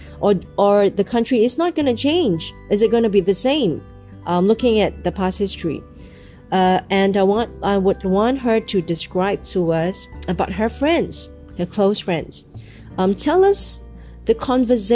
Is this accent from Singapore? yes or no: yes; Singapore; from where I come from, Asia and Singapore